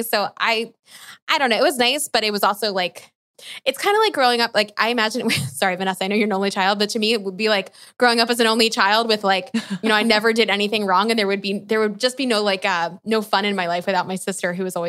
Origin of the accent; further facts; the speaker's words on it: East Coast, United States; I grew up in the East Coast.